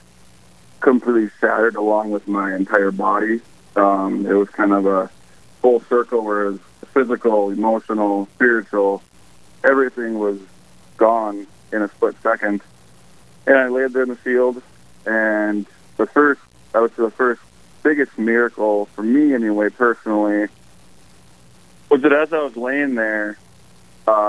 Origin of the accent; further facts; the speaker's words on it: Park River, North Dakota, United States; my hometown of Park River, which is in North Dakota